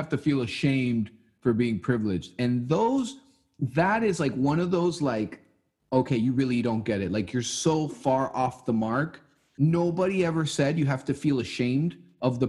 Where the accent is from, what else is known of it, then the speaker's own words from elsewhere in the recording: Santiago, Santiago Metropolitan Region, Chile; now in Miami, United States; I'm from Santiago, Chile